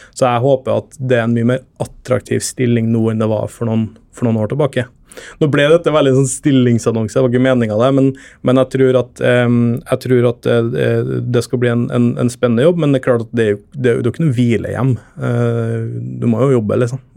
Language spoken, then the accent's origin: Norwegian; Trøndelag, Norway; moved away as an adult; now in Oslo, Norway; jeg er trønder